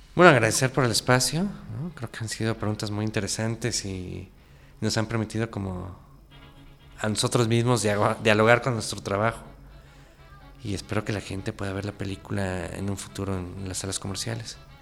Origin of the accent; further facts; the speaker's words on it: Texcoco, State of Mexico, Mexico; Yo crecí en Texcoco, en el Estado de México